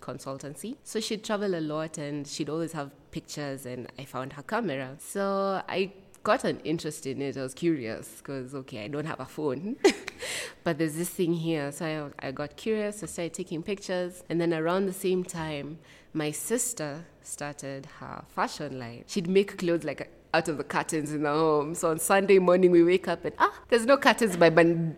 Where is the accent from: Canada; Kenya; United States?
Kenya; Rongai, Kajiado County; also born or lived in Eldoret, Kenya; now in Nairobi, Kenya; I'm from Nairobi, Kenya. Though I think I'd say now I'm in Nairobi, Kenya, because I'm from Rongai. Born in Eldoret, then moved most of my life, lived in Rongai